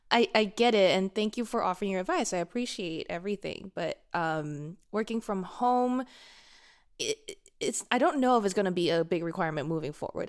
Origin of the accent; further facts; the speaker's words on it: Singapore; now in United States; I'm Singaporean